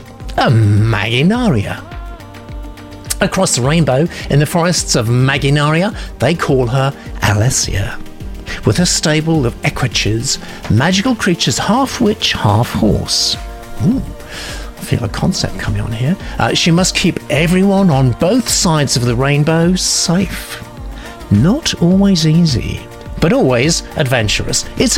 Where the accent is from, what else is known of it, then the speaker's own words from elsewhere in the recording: Kansas, United States; I was born in Kansas, where my grandfather preserved the last of the Mustangs his family once bred and sold along the Santa Fe Trail.